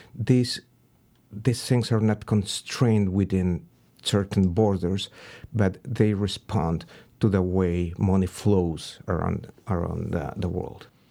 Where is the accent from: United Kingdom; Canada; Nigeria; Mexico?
Mexico; Pachuca, Hidalgo; moved away as an adult; also born or lived in Berkeley; Pachuca, my hometown